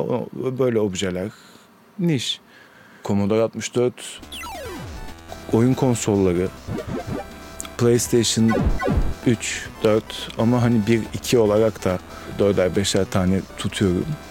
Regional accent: Istanbul, Turkey; also born or lived in Germany; Kadıköy doğumluyum. Yani hep Kadıköy'de yaşadım.

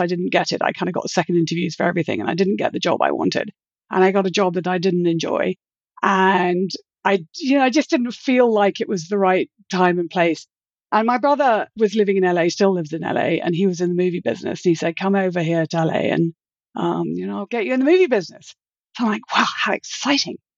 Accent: United Kingdom; moved away as an adult; also born or lived in London / Los Angeles / Florida; I grew up in Britain, and I, after I graduated, I lived in London for a few months

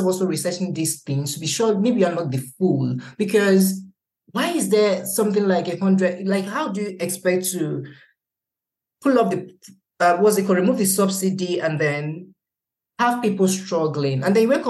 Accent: Nigeria; also born or lived in Lagos; even as a Nigerian

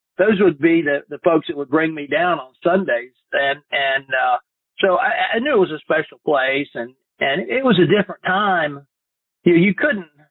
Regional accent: Fort Mill, South Carolina, United States; also born or lived in Chattanooga, Tennessee / Myrtle Beach, South Carolina; I grew up actually in South Carolina, just about 2.5-3 hours away from Augusta, up near Charlotte, a little town called Fort Mill, South Carolina

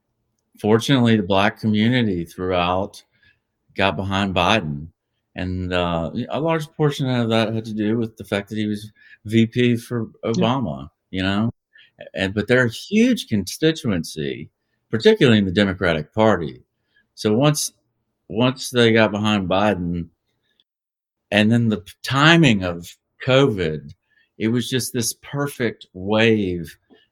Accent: Georgia, United States; moved away; I'm originally from Georgia. That's become a serious problem in my old home state.

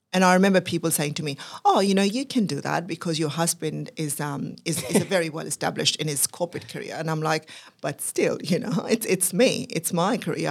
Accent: Pakistan; moved away as an adult; now in Australia; I was actually born and brought up in Pakistan

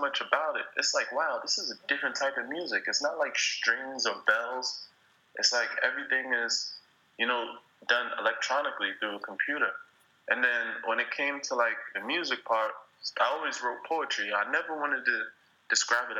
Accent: New York City, New York, United States; also born or lived in Spain; I'm from New York

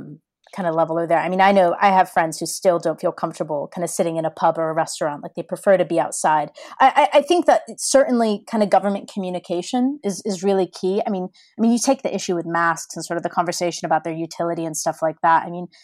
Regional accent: San Francisco Bay Area, California, United States; moved away as an adult; also born or lived in Los Angeles; now in London, United Kingdom; I grew up in the San Francisco Bay Area.

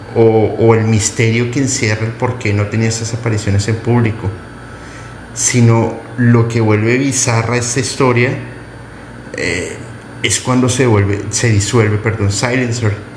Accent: Colombia; now in Mexico; mi amada Colombia, Bolivia, por supuesto México, que eh, me, ha acogido entre, entre entre sus brazos y no soy mexicano

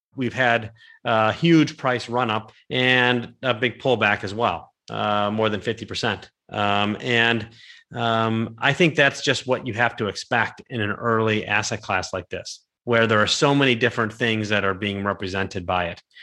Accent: Cleveland, Ohio, United States; I'm from Cleveland

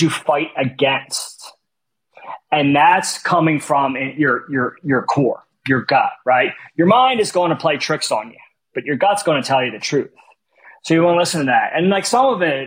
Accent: Philadelphia, Pennsylvania, United States; my entire life growing up in West Philly

